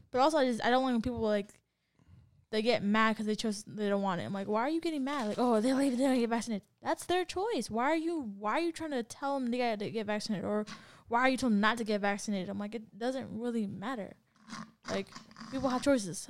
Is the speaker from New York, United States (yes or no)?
no; San Diego, California, United States; I'm from San Diego